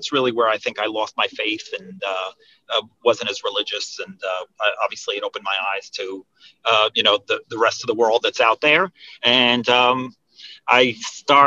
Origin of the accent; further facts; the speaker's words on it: Monsey, New York, United States; I grew up in Muncie, New York